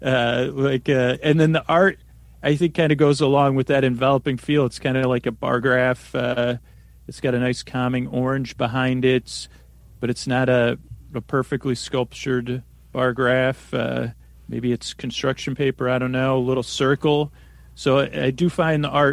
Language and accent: English; Syracuse, New York, United States; I grew up in upstate New York, or central New York, they call it if you live in New York, Syracuse